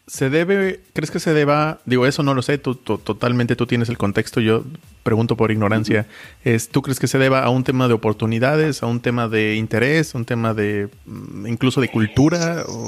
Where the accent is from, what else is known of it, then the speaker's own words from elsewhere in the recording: Mexico; moved away; also born or lived in Germany; como mexicano